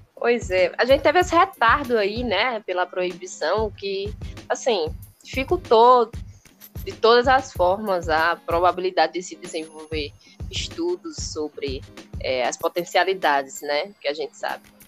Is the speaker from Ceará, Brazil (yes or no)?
yes; Ceará, Brazil; aqui no Ceará, sou do Ceará